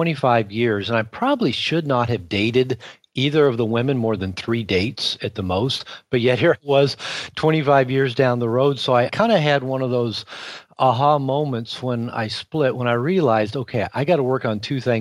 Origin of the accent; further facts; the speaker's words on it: Seattle, Washington, United States; also born or lived in Puerto Vallarta, Mexico; I live half the year in Seattle, Washington in the summer, which is my hometown. It's where I grew up